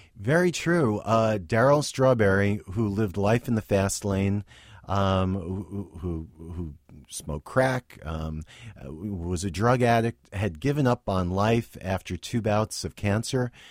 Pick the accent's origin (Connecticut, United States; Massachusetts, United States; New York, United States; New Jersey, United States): New Jersey, United States; Westwood; I grew up in a town in New, in northern New Jersey, uh, Westwood, New Jersey